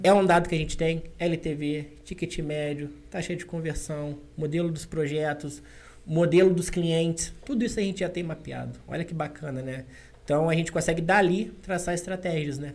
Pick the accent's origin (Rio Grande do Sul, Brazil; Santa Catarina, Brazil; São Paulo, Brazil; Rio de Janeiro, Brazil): Rio de Janeiro, Brazil; Valença; eu sou de Valença. Eu sou ali do interior, jogava bola descalço na rua